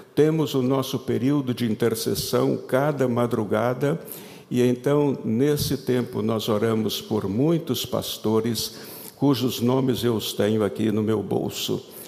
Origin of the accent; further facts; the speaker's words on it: Brazil; moved away as an adult; saímos do Brasil para como missionários para trabalhar como missionários em outros países